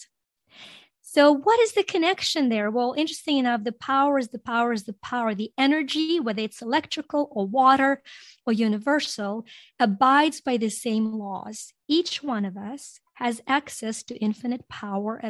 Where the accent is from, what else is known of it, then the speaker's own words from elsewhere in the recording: Ukraine; English is a second language; also born or lived in Greece; now in United States; growing up in Ukraine